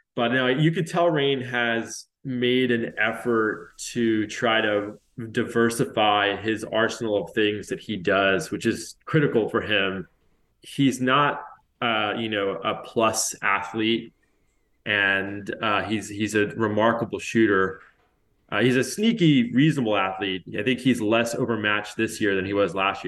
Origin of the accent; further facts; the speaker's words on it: Charleston, South Carolina, United States; I grew up in Charleston, and I went to college in Charleston